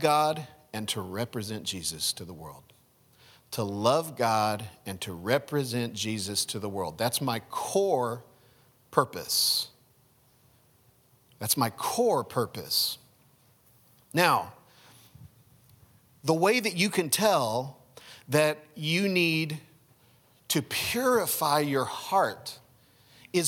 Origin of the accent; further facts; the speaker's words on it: United States; I am an American. I'm an American